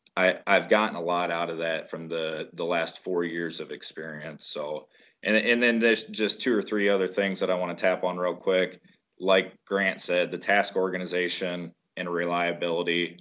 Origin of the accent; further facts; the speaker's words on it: Waterloo, Iowa, United States; we're from Northeast Iowa, around the Waterloo area